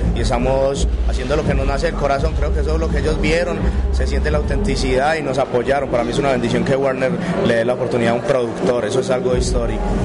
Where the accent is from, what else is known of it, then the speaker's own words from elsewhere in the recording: Medellín, Antioquia, Colombia; yo soy de un barrio al noroccidente de Medellín que se llama